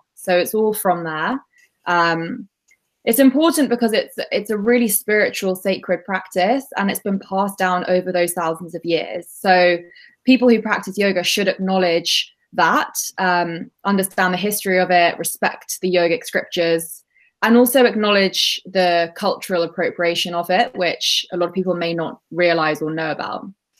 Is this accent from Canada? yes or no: no; United Kingdom; So I probably mention as well, I'm British Indian, already quite key to also mention.